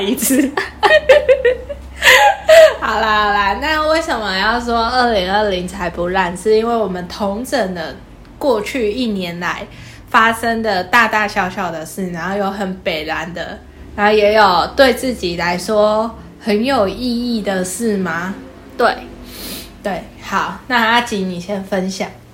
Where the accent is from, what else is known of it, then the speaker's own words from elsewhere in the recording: Kaohsiung, Taiwan; 我阿祖是嘉义人，所以我既是高雄人，又是好，嘉义人